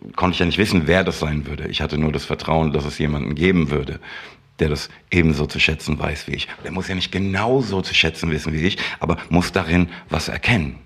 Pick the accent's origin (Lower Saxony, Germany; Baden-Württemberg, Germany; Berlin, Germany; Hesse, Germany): Hesse, Germany; Frankfurt; ich komme aus der Röhlermer Landstraße